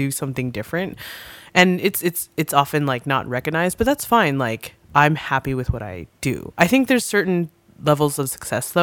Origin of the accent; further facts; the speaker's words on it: Arcadia, California, United States; growing up in Arcadia